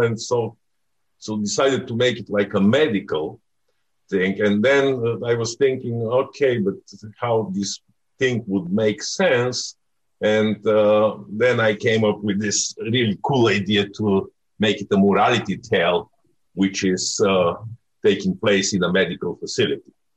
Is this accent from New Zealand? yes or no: no; Bulgaria; moved away; I'm from Bulgaria